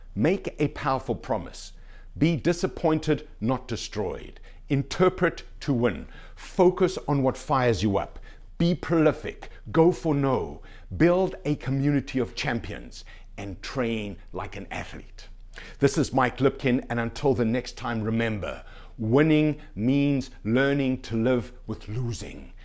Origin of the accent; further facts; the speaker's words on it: Canada; being a Canadian citizen